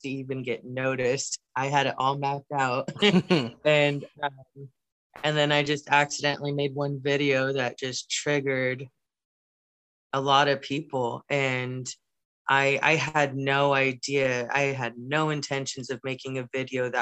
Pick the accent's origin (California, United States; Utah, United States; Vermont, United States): California, United States; Wildomar; I was born and raised in Southern California in a small town called Wildomar